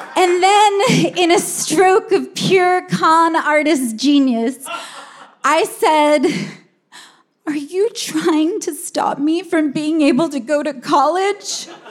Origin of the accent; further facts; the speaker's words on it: Humboldt County, California, United States; Growing up in Humboldt County